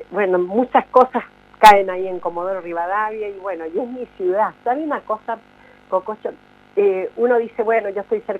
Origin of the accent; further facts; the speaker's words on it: Santiago, Santiago Metropolitan, Chile; moved away as an adult; yo no quiero tener otro desarraigo como lo tuve cuando me vine de Santiago de Chile, que dejé mi familia, mis amigos, mi carrera, dejé todo